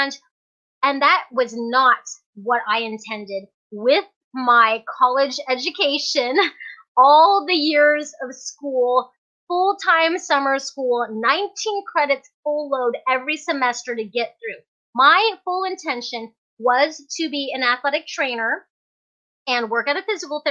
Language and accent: English; Fairbanks, Alaska, United States; also born or lived in Hong Kong; I was born in Hong Kong, but raised here in Fairbanks, Alaska